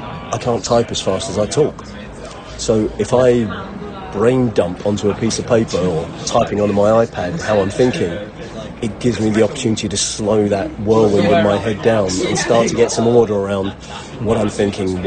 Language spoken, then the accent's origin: English; Brighton, South East England, United Kingdom; also born or lived in Walthamstow, London; I was born in London, but my mum and dad had an acrimonious split, and so to get away from him, my mum moved to the south coast when I was even a year old. So, Brighton feels like home to me